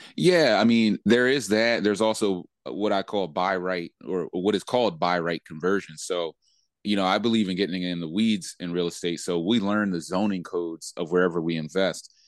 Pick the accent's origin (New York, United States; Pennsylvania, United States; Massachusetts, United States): Pennsylvania, United States; Philadelphia; I grew up in Philly